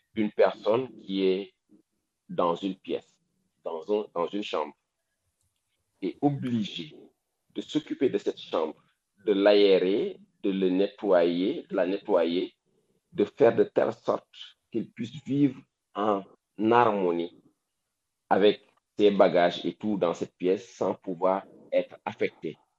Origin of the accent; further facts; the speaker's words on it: Dakar, Senegal; Moi, là où j'ai grandi, sérieusement, à Wakam